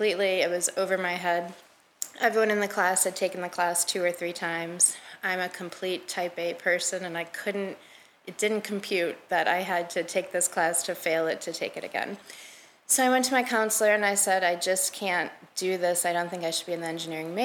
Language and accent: English; Michigan, United States; moved away as an adult; also born or lived in New Jersey; I'm from Michigan